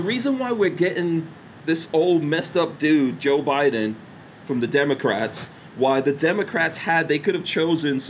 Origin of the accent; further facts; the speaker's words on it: Guyana; now in United States; I was born in Guyana